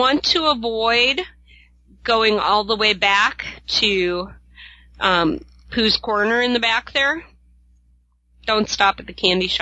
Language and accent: English; Midwest, United States; I'm from the Midwest, closer to the South.